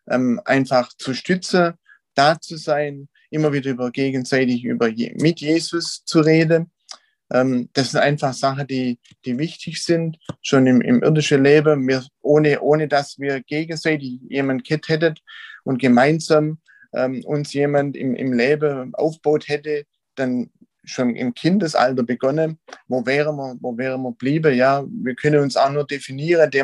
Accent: Wiedershausen, Germany; Ich bin aus Wiedershausen, da geboren und auch irgendwie nicht groß rauskommen.

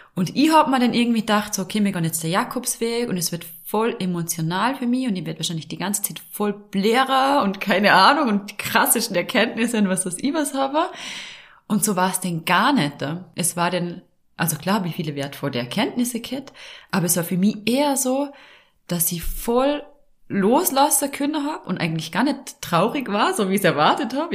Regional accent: Vorarlberg, Austria; accent: Vorarlberger Dialekt; Also ich komme ja aus Vorarlberg

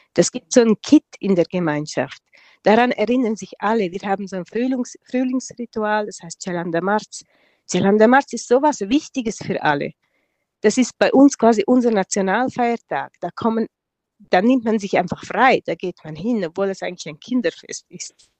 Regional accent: Engadin, Graubünden, Switzerland; first language Romansh; German is a second language; also born or lived in Tanzania; das ist unsere Muttersprache, das lernen wir von klein auf. Wir lernen Deutsch als erste Fremdsprache

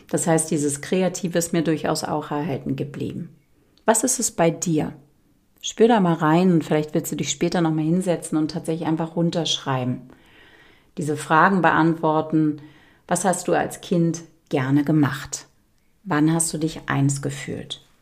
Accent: Berlin, Germany; ich habe die ersten zehn Jahre bin ich im Hochhaus aufgewachsen, 15 Stockwerke in Charlottenburg in der Angerburger Allee.

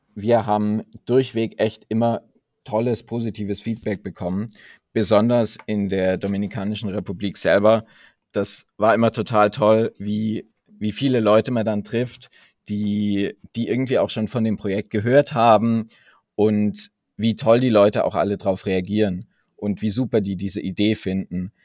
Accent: the region around Munich, Bavaria, Germany; ich komme tatsächlich aus der Region um München

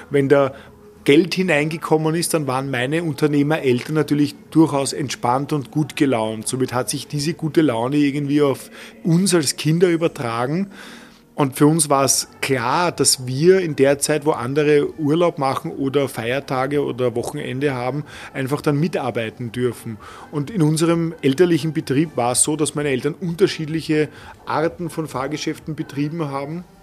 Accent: Vienna, Austria; Ich habe meine Kindheit ausschließlich im Prater verbracht.

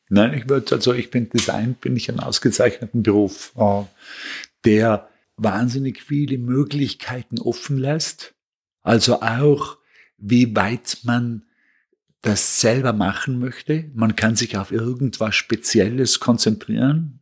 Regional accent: Bregenz, Vorarlberg, Austria; moved away as an adult; also born or lived in Vienna; now in New York, United States; ich komme aus Bregenz, das ist am Bodensee eine kleine, schöne, angenehme Stadt, in der sich sehr gut aufwachsen lässt

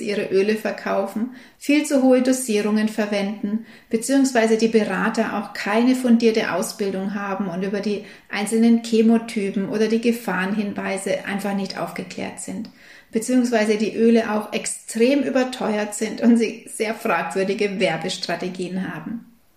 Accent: Germany; hier bei uns in Deutschland

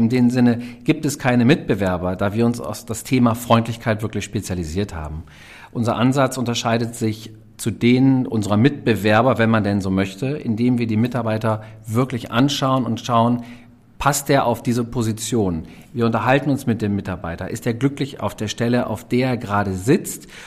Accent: Lower Saxony, Germany; Also {S2} ich komme tatsächlich aus Niedersachsen.

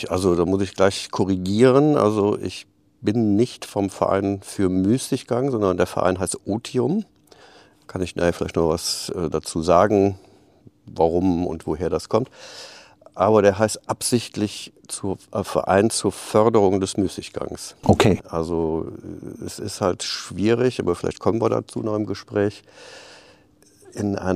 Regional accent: Aachen, North Rhine-Westphalia, Germany; born there; accent: Rhenish; Ich komme aus Aachen gebürtig, Rheinländer. Das hört man auch noch ein bisschen an dem rheinischen Singsang.

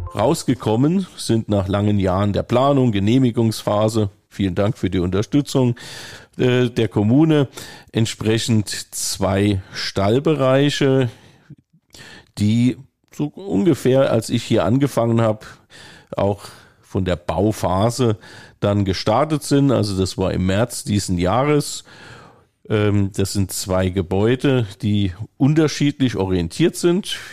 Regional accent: Rhineland-Palatinate, Germany; moved away as an adult; also born or lived in Bavaria; now in Bad Sassendorf, Germany; Ich komme selber aus dem Land, äh, wo eine Kammerorganisation war, also Rheinland-Pfalz

